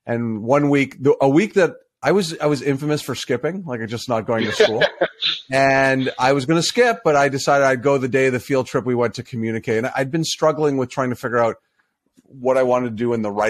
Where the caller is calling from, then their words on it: Bradford, Ontario, Canada; I am in Bradford, Ontario.